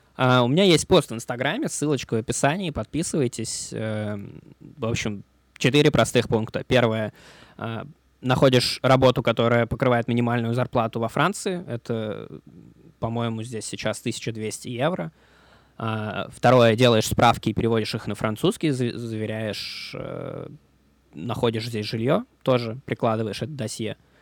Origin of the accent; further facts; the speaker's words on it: Moscow, Russia; moved away as an adult; also born or lived in Thailand / Malaysia / Czech Republic; now in Paris, France; Больше года я мало где, кроме родной Москвы, в детстве проводил